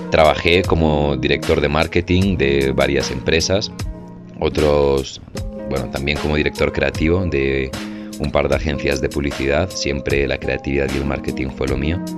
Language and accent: Spanish; Madrid, Community of Madrid, Spain; moved away as an adult; also born or lived in Medellín, Colombia; now in Colombia; Yo nací en Colombia, en Medellín, en 1995. Eh, fui a España a vivir, a Madrid, y crecí toda mi vida allí. Y a los 19 años, por temas de la crisis, por temas de la universidad, decidí cambiar mi vida por completo y regresar